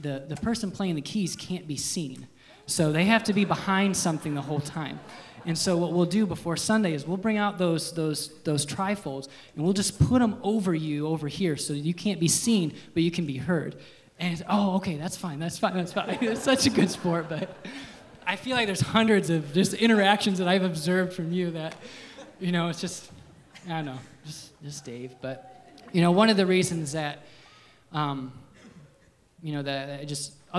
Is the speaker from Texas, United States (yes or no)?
no; Liberty Center, Ohio, United States; born and raised in Liberty Center